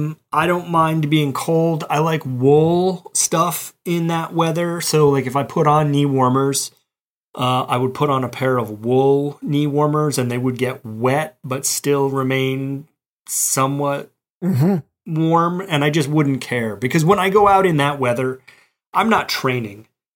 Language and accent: English; Mobile, Alabama, United States; now in Boston, United States; You know, I came to Boston from Mobile, Alabama, so I was ill-equipped very certainly, and I was also ill-informed.